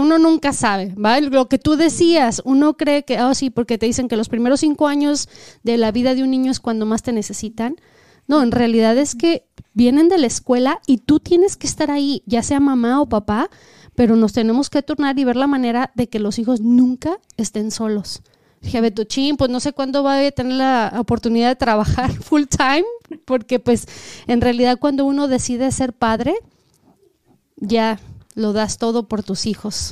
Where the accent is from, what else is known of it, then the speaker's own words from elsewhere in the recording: Mexico; now in United States; nosotros venimos de México